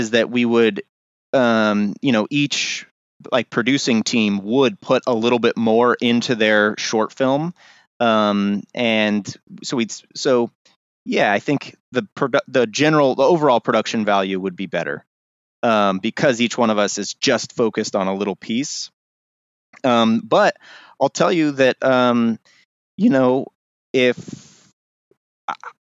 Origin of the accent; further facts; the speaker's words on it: Pleasanton, California, United States; also born or lived in Los Angeles; I was raised up here in Pleasanton